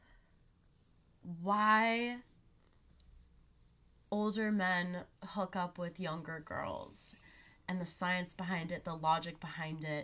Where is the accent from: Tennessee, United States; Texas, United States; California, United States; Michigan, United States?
California, United States; Laguna Beach; moved away; growing up in Laguna